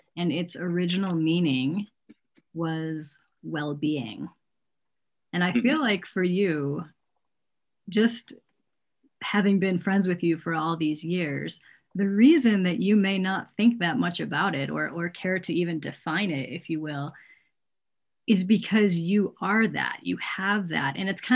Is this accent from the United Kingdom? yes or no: no; Australia; accent: Australian; It's based on an acronym called HERB, H-E-R-B, or actually HERB if I'm speaking Australian.